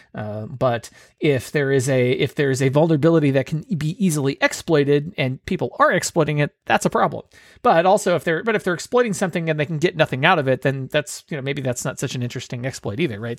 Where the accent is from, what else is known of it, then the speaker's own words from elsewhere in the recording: Bay Area, California, United States; moved away; I'm originally from the Bay Area